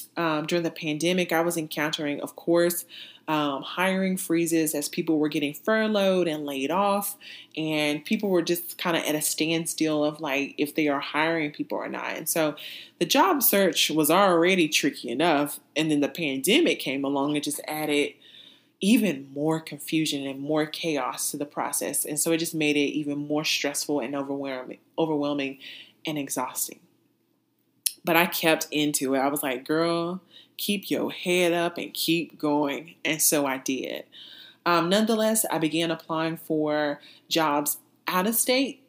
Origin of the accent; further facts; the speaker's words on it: North Carolina, United States; moved away as an adult; also born or lived in Texas / Massachusetts / California; my home state of North Carolina